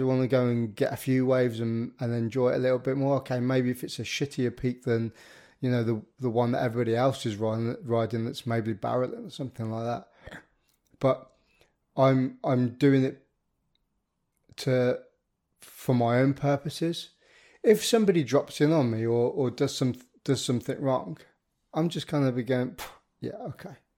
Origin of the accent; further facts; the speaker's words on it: the Midlands, England, United Kingdom; I'm a Midlander myself